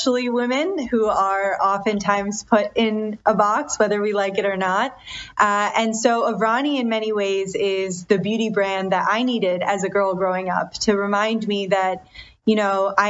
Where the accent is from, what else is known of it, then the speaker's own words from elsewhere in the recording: Detroit, Michigan, United States; I was born and raised in Detroit, in the surrounding Detroit area, but my parents are immigrants from India.